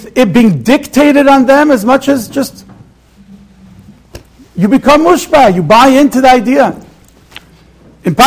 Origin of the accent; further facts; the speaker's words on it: Israel; now in Monsey, United States; I grew up in Eretz Yisrael for many years. I came to the United States